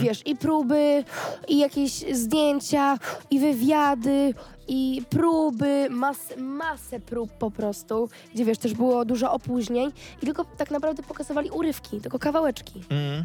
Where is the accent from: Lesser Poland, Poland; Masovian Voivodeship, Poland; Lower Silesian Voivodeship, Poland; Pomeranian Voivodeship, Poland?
Pomeranian Voivodeship, Poland; Gdańsk; ja nie jestem z Warszawy, ja mhm. jestem z Gdańska